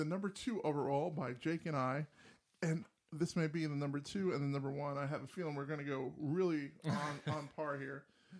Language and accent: English; New Jersey, United States; also born or lived in New York; My parents moved when I was like a junior in college. They moved from New Jersey to Mississippi.